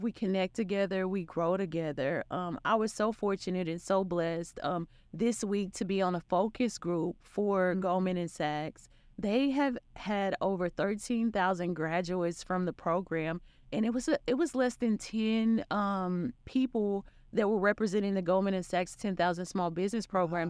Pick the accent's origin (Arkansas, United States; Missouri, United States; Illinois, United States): Arkansas, United States; also born or lived in Florida / Charlotte; now in Dallas, United States; I'm from Arkansas and, um, you can, you can hear in the accent